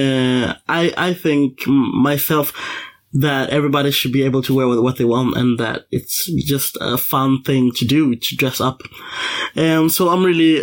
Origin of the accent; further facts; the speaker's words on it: Leksand, Dalarna County, Sweden; Leksand, my hometown.